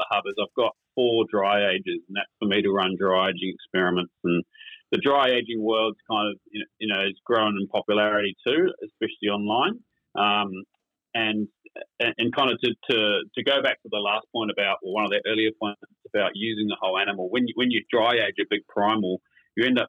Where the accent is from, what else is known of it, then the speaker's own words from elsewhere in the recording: New Zealand; also born or lived in United Kingdom; now in Queensland, Australia; growing up as a Kiwi and then living in the UK for a while